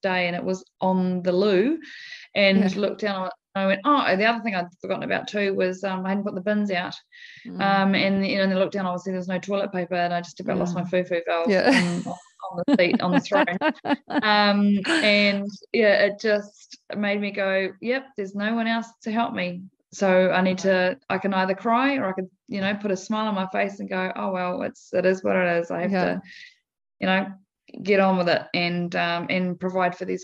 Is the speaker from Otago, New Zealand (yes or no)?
no; Manaia, Taranaki, New Zealand; I grew up on a dairy farm